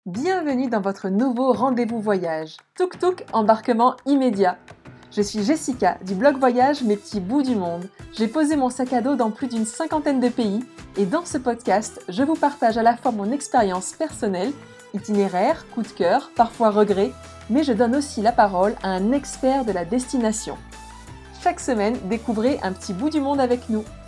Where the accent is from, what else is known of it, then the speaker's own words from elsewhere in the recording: Auvergne-Rhône-Alpes, France; notre skyline à nous en tant qu'Auvergnat